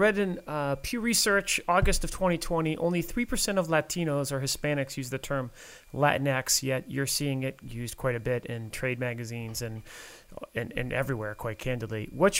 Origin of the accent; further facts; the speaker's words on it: Northeast, United States; I'm older, a lot older than you guys, and I grew up in the Northeast.